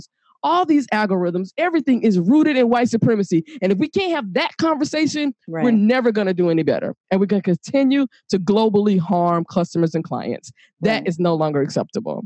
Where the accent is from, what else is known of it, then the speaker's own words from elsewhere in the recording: Atlanta, Georgia, United States; moved away; also born or lived in Chicago, Illinois; I am from Atlanta, Georgia, and I also lived in Chicago